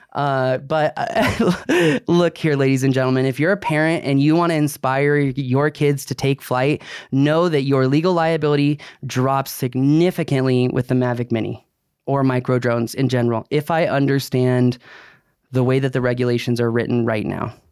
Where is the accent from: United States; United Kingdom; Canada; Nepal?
United States; Virginia; I grew up in Virginia